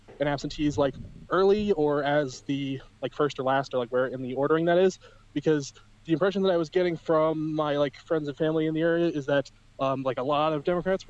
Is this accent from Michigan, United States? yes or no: yes; Ann Arbor, Michigan, United States; also born or lived in Ypsilanti, Michigan; So I was born in Ann Arbor. I live in Ypsilanti.